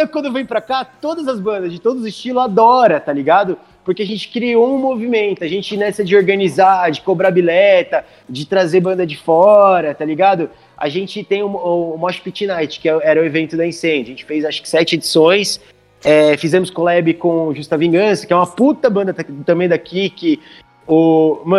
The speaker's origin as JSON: {"language": "Portuguese", "town": "Indaiatuba", "region": "São Paulo", "country": "Brazil", "said": "eu que sou de Indaiatuba"}